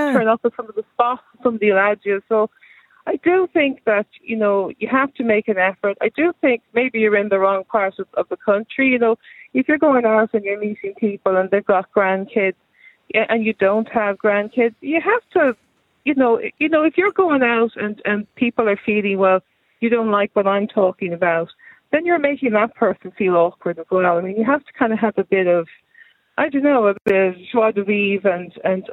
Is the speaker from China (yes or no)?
no; Ireland